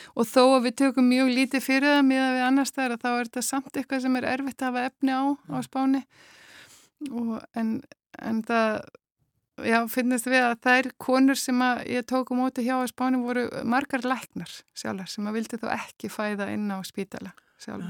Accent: Iceland; moved away as an adult; also born or lived in Germany; now in Spain; við aðlæst upp á Íslandi

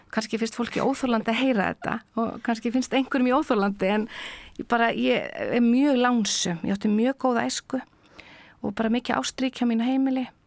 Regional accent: Akureyri, Northeastern Region, Iceland; also born or lived in Reykjavík; ég er fætt í Reykjavík og hérna fóreldra mín er um, eru bæði úr sveit og þegar ég er á fymta ári þá flytti ég á þinga til Akureyrar

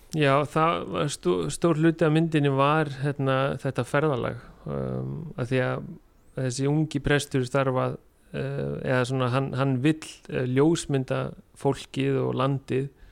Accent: Iceland; moved away as an adult; also born or lived in Denmark; ég ólst upp á Íslandi

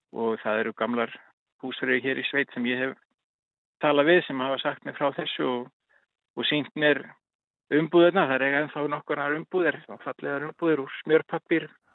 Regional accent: Dalir, Western Region, Iceland; ég er hérna úr Dölunum vestar

